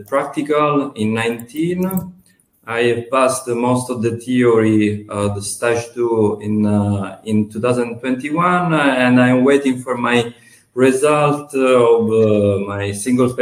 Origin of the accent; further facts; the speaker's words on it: Marsala, Sicily, Italy; also born or lived in Conegliano, Veneto / Bordeaux, France; I come from Sicily, in Marsala, exactly